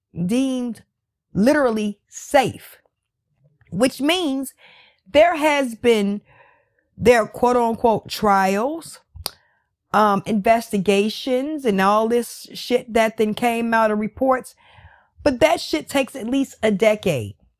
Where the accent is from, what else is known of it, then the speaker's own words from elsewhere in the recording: United States; I live in America. I am American.